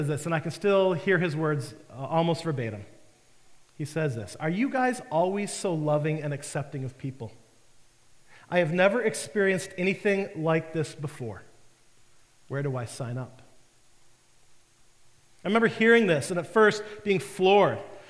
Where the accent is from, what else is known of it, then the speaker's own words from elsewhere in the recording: Detroit, Michigan, United States; moved away; I was living in the Detroit area. I was back home from the Marine Corps